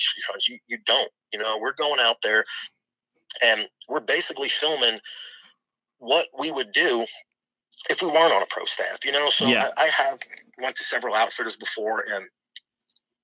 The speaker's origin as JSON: {"language": "English", "area": "Long Island", "region": "New York", "country": "United States", "tie": "born or raised there", "moved": "as an adult", "said": "growing up on Long Island"}